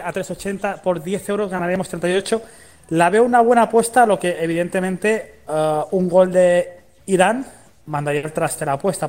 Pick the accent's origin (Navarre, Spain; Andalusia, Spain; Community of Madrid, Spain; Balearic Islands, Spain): Balearic Islands, Spain; Mallorca; Yo soy de Mallorca